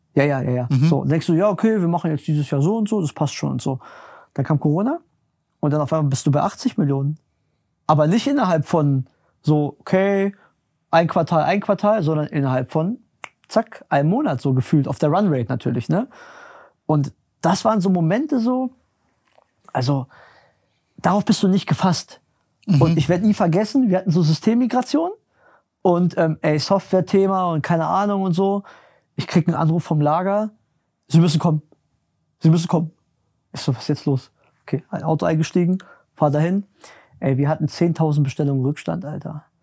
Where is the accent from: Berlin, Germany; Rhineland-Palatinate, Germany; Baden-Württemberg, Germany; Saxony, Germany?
Berlin, Germany; ich komme ja aus Berlin, bin in Berlin groß geworden